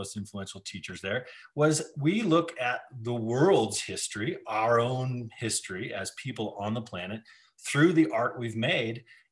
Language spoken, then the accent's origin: English; Denver, Colorado, United States; I grew up in Denver and on this ranch